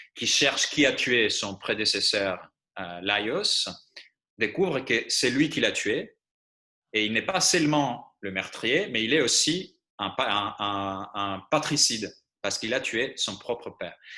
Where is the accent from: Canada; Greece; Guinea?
Greece; born or raised there; first language Greek; French is a second language; moved away as an adult; now in France